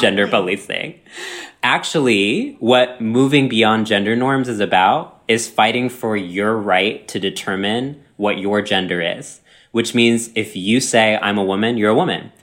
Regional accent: Texas, United States; My entire life growing up in Texas

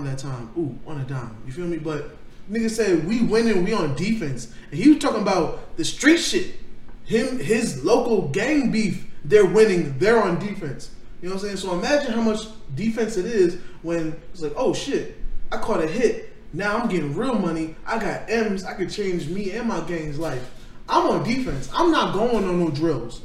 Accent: Florida, United States; also born or lived in New York; I was born in New York, Kev. Like, I was born in New York and raised in Florida.

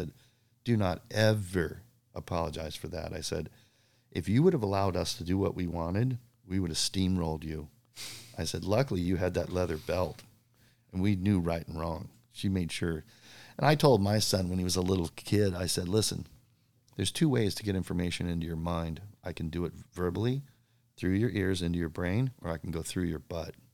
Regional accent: Bowling Green, Kentucky, United States; born there; Well, uh, actually, born in Bowling Green, Kentucky, which was really a fun thing to put on my contest

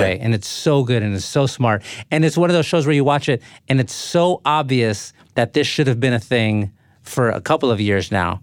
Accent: San Antonio, Texas, United States; I grew up in San Antonio. So, like, South San Antonio

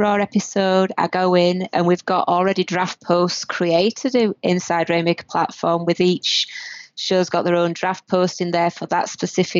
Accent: north of Britain, the north of England, United Kingdom; now in Canada; the north of Britain. If anybody has trouble understanding my accent

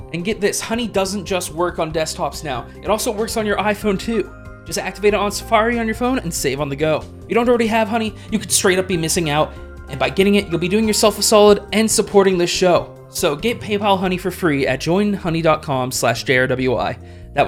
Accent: Canada; I'm Canadian

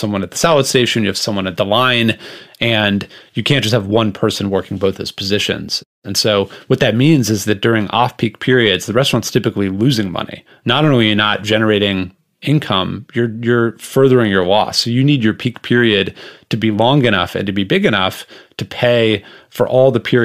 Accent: Los Angeles, California, United States; I grew up in Los Angeles in a restaurant family.

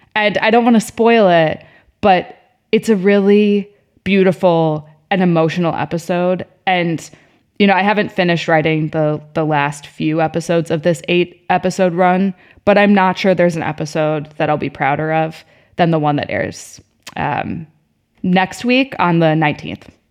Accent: Chicago, Illinois, United States; moved away; I wasn't from New York, I was from Chicago

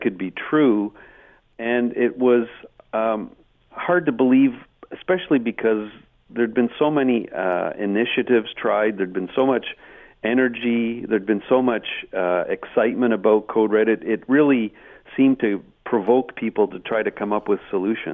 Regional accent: Hamilton, Ontario, Canada; I was born in Hamilton.

